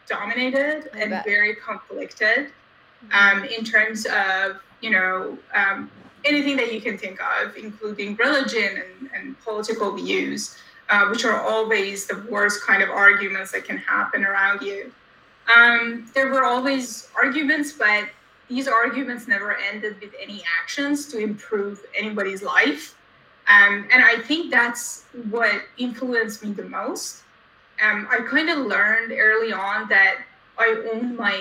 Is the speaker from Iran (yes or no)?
yes; Iran; I was born and raised in Iran